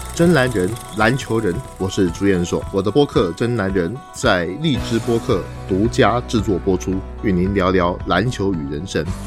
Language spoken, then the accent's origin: Chinese; Taipei, Taiwan; moved away as an adult; now in Beijing, China; 我是确定不回老家台北了